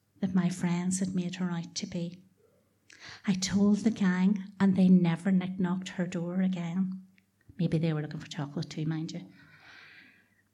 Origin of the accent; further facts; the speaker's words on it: Dungiven, Northern Ireland, United Kingdom; we were the children of Mitchell Crescent and Mitchell Park in Dungiven